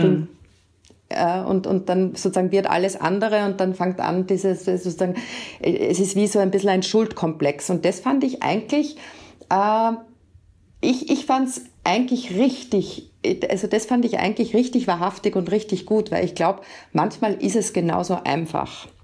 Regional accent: Austria; bei uns in Österreich

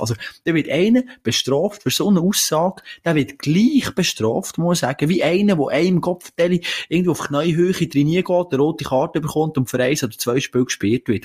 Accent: Switzerland; das sind wir Schweizer eigentlich nicht

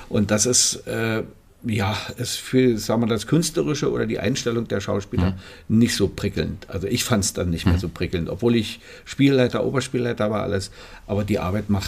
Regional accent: Potsdam, Brandenburg, Germany; ich bin äh, in Potsdam geboren. In Potsdam. Also in Babelsberg ja.

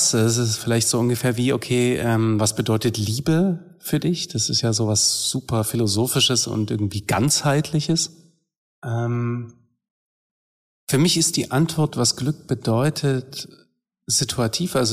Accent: Dresden, Saxony, Germany; da ist für mich Sachsen und Dresden als meine Heimatstadt schon noch mehr Heimat.

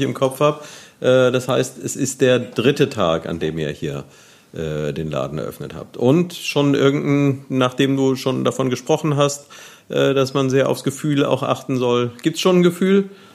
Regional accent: Neuwied, Rhineland-Palatinate, Germany; moved away as an adult; ich bin hier aufgewachsen, war dann lange Zeit weg und seit einiger Zeit wieder hier

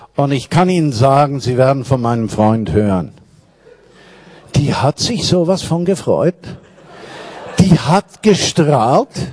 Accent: Switzerland; moved away as an adult; now in Berlin, Germany; ich war kulturchristlich aufgewachsen in der Schweiz

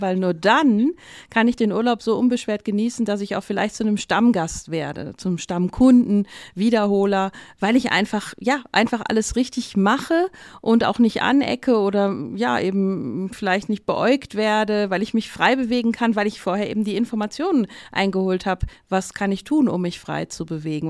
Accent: Ruhr area, North Rhine-Westphalia, Germany; moved away; also born or lived in Austria; Ich komme auch aus dem Ruhrgebiet, bin beziehungsweise dort groß geworden

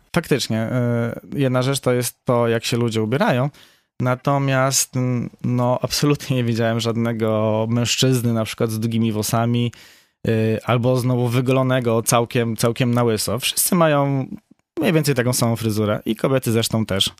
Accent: Poland; jestem z Polski

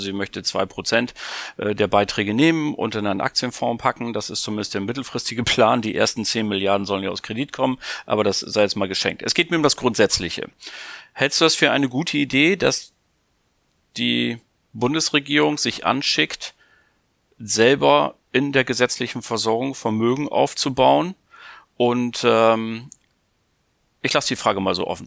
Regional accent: Hamburg, Germany; Ich bin ja auch Hamburger, dagegen habe ich nichts einzuwenden.

